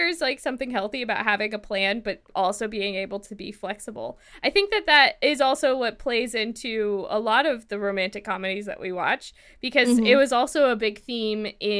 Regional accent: California, United States; As a Californian, I reject this premise.

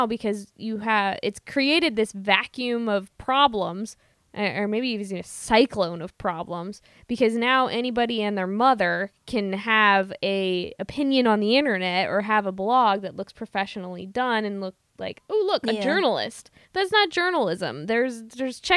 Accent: Midwest, United States; I'm from the Midwest

